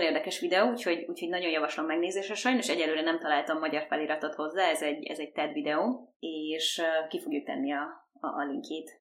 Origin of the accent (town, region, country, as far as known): Hungary; now in Montreal, Canada